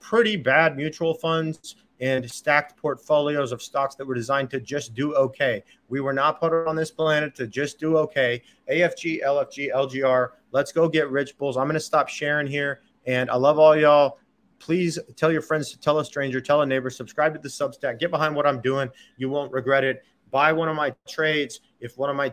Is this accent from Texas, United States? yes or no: yes; Texas, United States; I'm a Texan